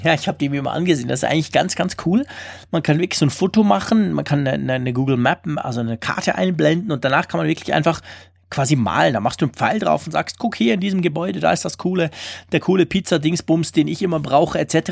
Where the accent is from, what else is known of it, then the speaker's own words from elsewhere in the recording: Switzerland; bei uns in der Schweiz